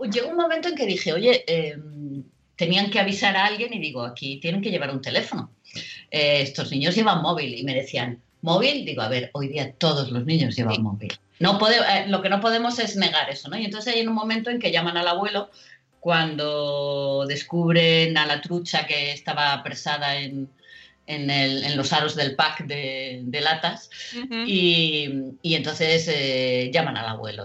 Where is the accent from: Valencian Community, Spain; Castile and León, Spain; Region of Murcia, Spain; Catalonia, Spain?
Region of Murcia, Spain; Murcia; now in Madrid, Spain; yo soy de Murcia y tenía la playa muy cerca